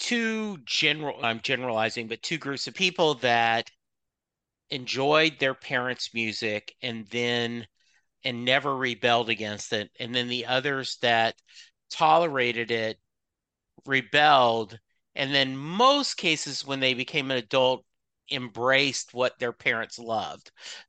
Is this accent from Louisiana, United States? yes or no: yes; Lake Charles, Louisiana, United States; Yeah, I grew up in Lake Charles, Louisiana, so deep south.